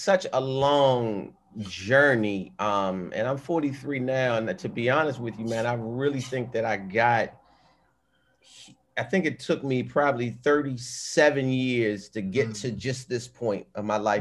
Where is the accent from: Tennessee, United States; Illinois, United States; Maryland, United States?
Maryland, United States; Baltimore; Growing up in Baltimore